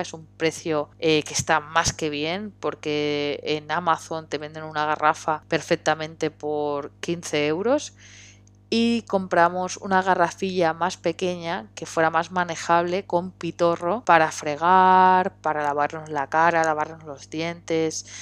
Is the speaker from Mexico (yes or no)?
no; Barcelona, Catalonia, Spain; yo soy de Barcelona